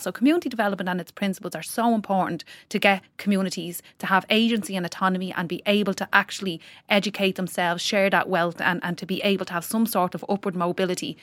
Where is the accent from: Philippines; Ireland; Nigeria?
Ireland; Tallaght, Leinster; I'm from Talla and if someone on, in my estate does something, it's not reflective of me as a person from Talla